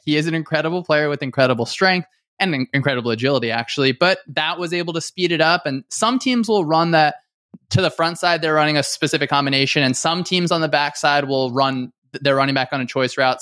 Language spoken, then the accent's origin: English; Northern New Jersey, United States; I grew up in Northern New Jersey.